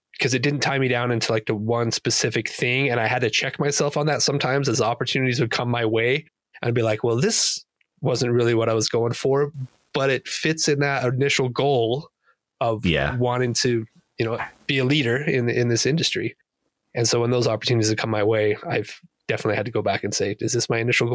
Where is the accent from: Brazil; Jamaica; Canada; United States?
United States; Idaho; moved away; also born or lived in Wasatch; growing up in Idaho